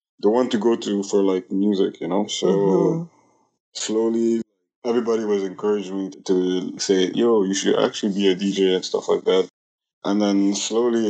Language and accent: English; Ethiopia; moved away as an adult; also born or lived in Burundi; now in Toronto, Canada; I was born in Burundi. I grew up in Ethiopia and now I live in Toronto.